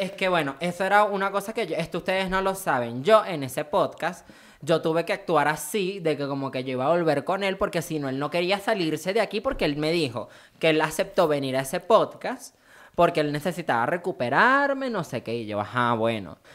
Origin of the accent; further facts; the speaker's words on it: Maracay, Aragua, Venezuela; moved away; also born or lived in San Fernando; Yo nací en Maracay